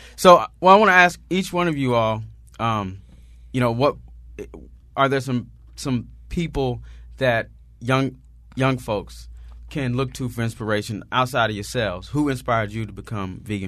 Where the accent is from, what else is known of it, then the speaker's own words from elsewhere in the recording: Oklahoma, United States; I'm from Oklahoma. I'm from the country.